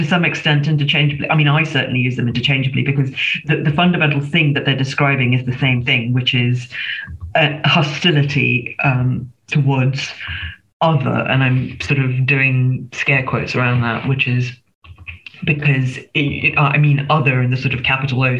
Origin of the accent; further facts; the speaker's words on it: Singapore; moved away as an adult; now in United Kingdom; I'm a migrant. I was born in Singapore, again, so an ex-colony. And I came here as a student in the first instance.